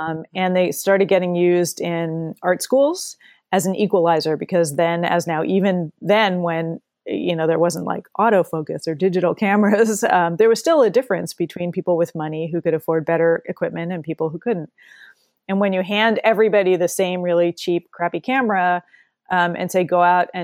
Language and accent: English; New Jersey, United States; moved away as an adult; But I grew up in New Jersey, and I moved out to Washington State in 1992, and so I've been a Pacific Northwesterner ever since